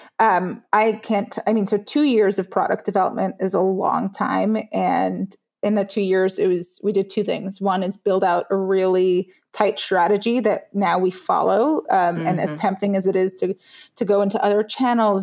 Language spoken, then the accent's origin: English; New York City, New York, United States; also born or lived in Israel; I'm an immigrant. I was born in Israel. I grew up in Brooklyn